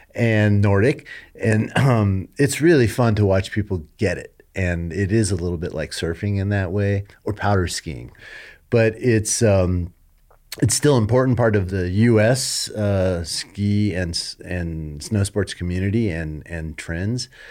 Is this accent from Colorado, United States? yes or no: yes; Colorado, United States; moved away as an adult; I wanted to move back home. to be with my parents as they grew older and raised my family here. I'm from Colorado.